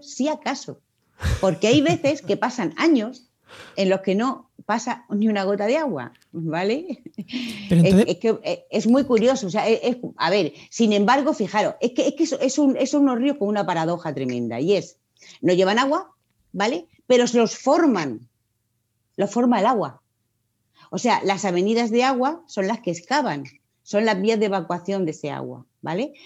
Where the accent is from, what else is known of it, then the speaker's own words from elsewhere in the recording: Murcia, Region of Murcia, Spain; soy de la primera promoción de aquí de Murcia